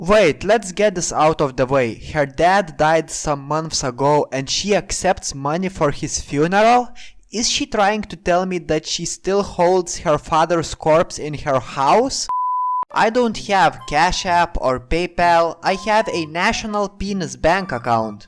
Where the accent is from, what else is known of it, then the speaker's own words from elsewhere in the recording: Lithuania; I'm Lithuanian.